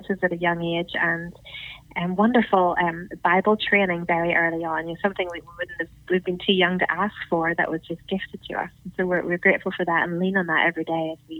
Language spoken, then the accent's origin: English; Northern Ireland, United Kingdom; I'm actually talking to you from Northern Ireland.